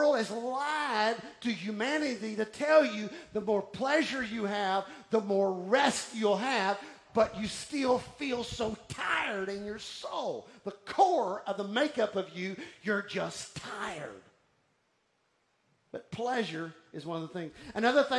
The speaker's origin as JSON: {"language": "English", "town": "Houston", "region": "Texas", "country": "United States", "tie": "born or raised there", "also_born_or_lived": "Austin, Texas", "moved": "as an adult", "lives_now": "Golden Triangle, Texas, United States", "said": "I was raised in Houston, then I lived in Austin, and then I came to this area"}